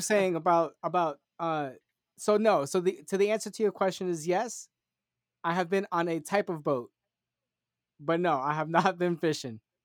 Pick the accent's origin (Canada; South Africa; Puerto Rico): Puerto Rico; I'm Puerto Rican